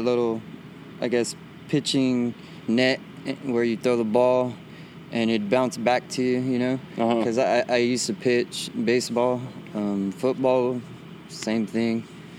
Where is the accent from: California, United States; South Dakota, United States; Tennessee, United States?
California, United States; Visalia; I was born in Visalia, yeah.